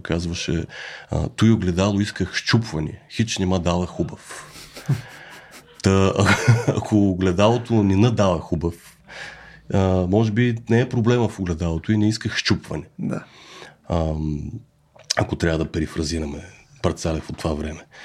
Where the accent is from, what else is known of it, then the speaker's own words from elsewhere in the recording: Bulgaria; moved away; сме българи